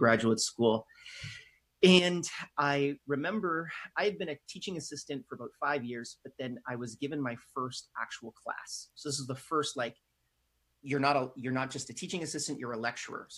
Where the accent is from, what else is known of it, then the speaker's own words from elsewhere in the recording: Canada; I'm Canadian.